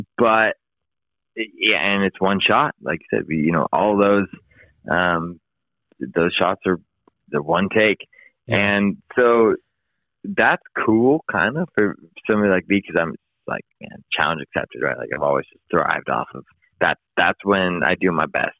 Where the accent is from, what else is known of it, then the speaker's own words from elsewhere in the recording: East Bay, California, United States; moved away as an adult; also born or lived in Sacramento, California; now in San Luis Obispo, United States; I'm from the East Bay uh, originally